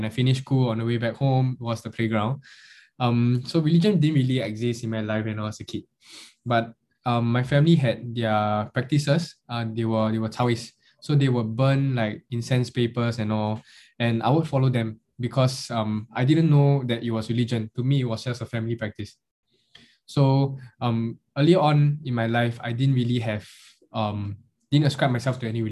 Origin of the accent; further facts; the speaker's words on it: Singapore; any other Chinese kid growing up in Singapore